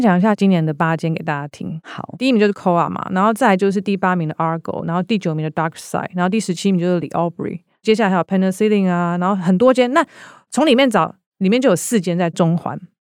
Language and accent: Chinese; Taiwan; 我们台湾人